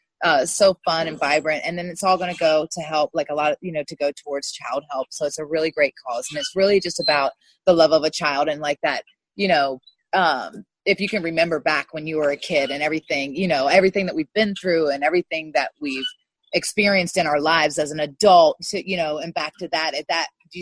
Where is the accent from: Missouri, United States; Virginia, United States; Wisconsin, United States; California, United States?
Virginia, United States; Montpelier; I'm from Virginia. I grew up in a small town outside of Richmond, Virginia, Montpelier, Virginia.